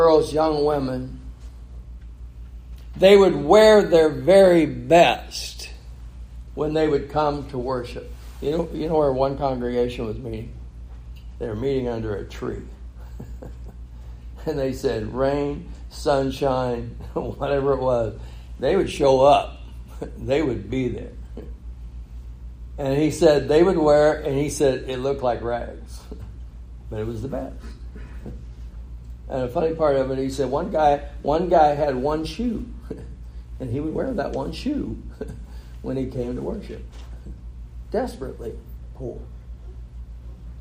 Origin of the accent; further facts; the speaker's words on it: California, United States; I grew up in California